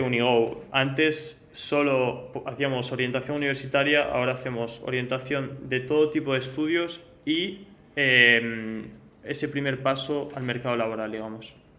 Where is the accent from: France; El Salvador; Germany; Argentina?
France; moved away; also born or lived in United States; nací en Francia y he vivido también en Estados Unidos